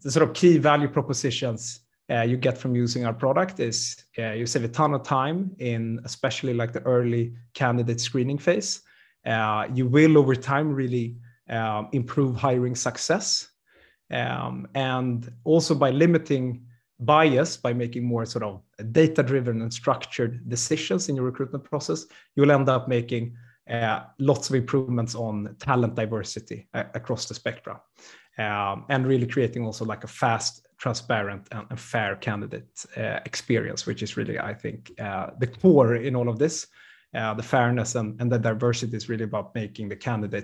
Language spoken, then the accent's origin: English; Sweden; born and raised in Sweden